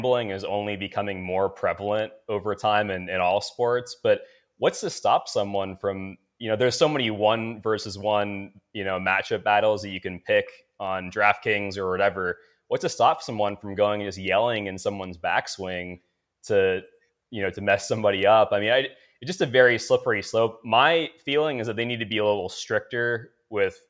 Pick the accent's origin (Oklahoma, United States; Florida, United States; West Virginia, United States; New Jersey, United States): Florida, United States; South; I'm from South Florida